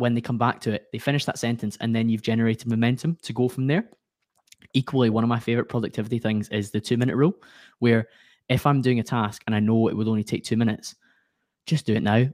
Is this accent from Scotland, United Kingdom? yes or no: yes; Glasgow, Scotland, United Kingdom; accent: Scottish; I come from Glasgow in Scotland